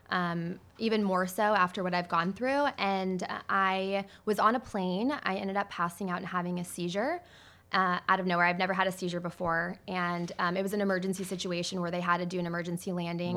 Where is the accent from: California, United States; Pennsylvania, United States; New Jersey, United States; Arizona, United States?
Arizona, United States; Mesa; also born or lived in Scottsdale, Arizona; Arizona is where I was born, and I grew up mainly in Mesa, Arizona